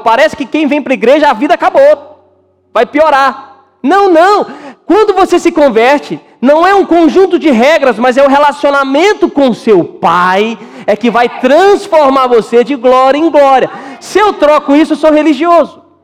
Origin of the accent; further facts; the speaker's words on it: Minas Gerais, Brazil; moved away; eu sou de Minas